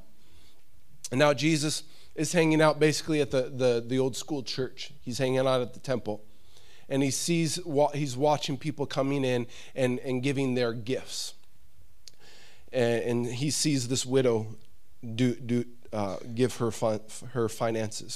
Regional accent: United States; I'm an American

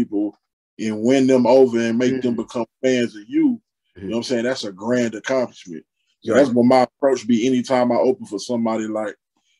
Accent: Dallas, Texas, United States; I'm born and raised in Dallas, Texas. Rest in peace to my father … who participated in the beginning of hip hop culture in Dallas.

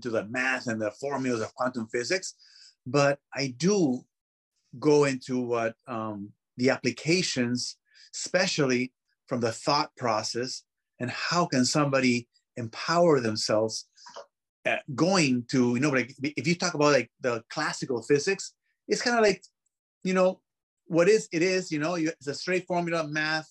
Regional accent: Peru; English is a second language; I was born in Peru

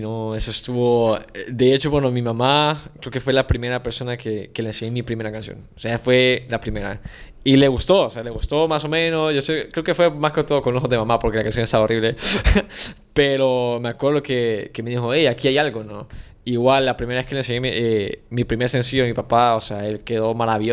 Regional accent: San Salvador, El Salvador; moved away as an adult; now in Mexico; nací en San Salvador, soy del 2000

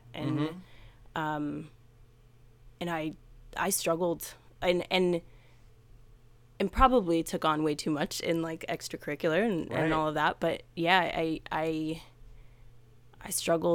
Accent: Miami, Florida, United States; also born or lived in Jamaica; growing up in Miami

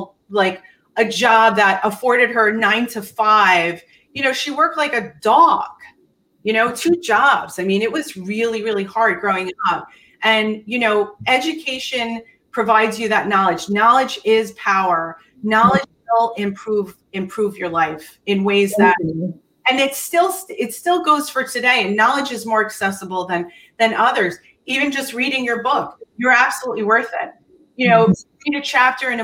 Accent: Bergen County, New Jersey, United States; also born or lived in Hackensack, New Jersey / Tenafly, New Jersey; we moved to the most expensive school district in Bergen County, New Jersey, Tenafly High School

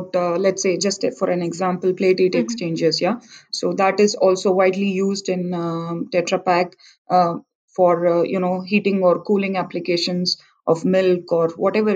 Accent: India; being an Indian

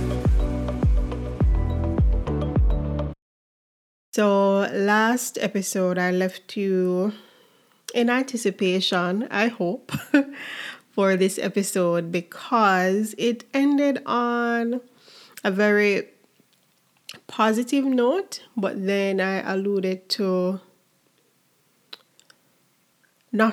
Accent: Jamaica; as a Jamaican, do 1 year at the Mona campus

